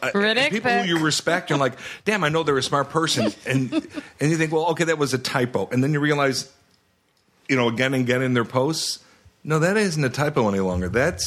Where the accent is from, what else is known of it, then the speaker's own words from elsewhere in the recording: Chicago, Illinois, United States; I am from Chicago.